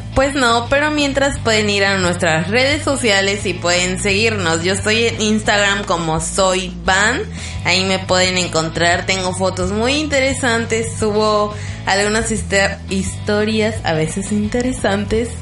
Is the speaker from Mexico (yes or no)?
yes; Campeche, Mexico; somos de Campeche